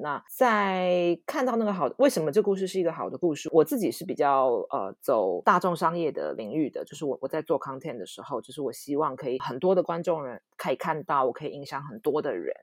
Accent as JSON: {"language": "Chinese", "country": "Taiwan", "tie": "born or raised there", "said": "我爸爸妈妈大概在四五十年前就成立了这家 production，在，在台湾的制作公司"}